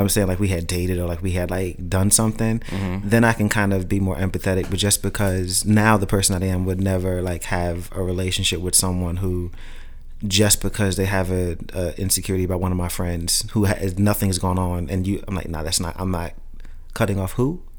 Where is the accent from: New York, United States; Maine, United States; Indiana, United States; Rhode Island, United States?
New York, United States; New York City; growing up in Brooklyn